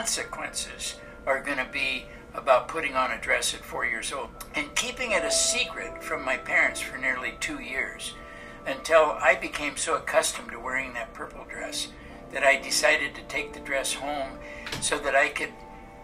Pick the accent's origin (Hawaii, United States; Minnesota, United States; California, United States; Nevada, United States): California, United States; Los Angeles; I was born and raised in Los Angeles, California.